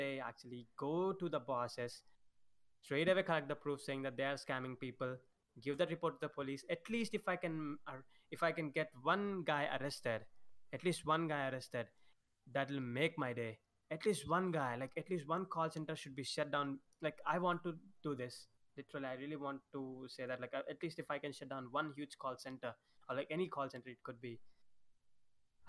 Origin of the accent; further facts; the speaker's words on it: India; I'm Indian.